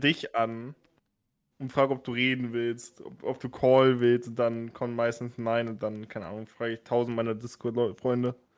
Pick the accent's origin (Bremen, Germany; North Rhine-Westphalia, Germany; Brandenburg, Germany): Bremen, Germany; Ich komme aus Bremen